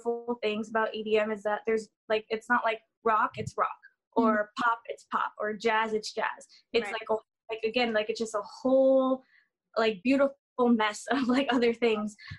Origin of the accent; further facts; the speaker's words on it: Florida, United States; also born or lived in New York; I'm from Florida. I was actually born and raised between Florida and New York.